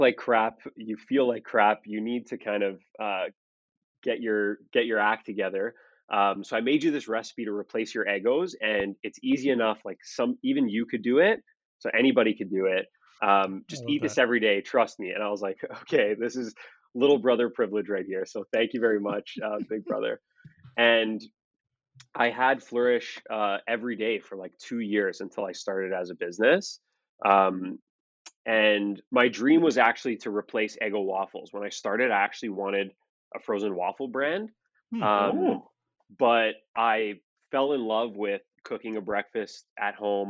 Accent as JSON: {"language": "English", "town": "Toronto", "region": "Ontario", "country": "Canada", "said": "I'm from Toronto, Ontario, Canada"}